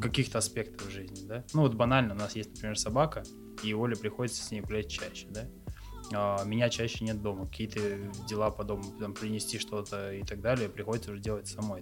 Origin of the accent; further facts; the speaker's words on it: Ulyanovsk, Ulyanovsk Oblast, Russia; moved away as an adult; also born or lived in Taganrog / Krasnodar / Kazan; я родился в Ульяновской области, в городе Ульяновске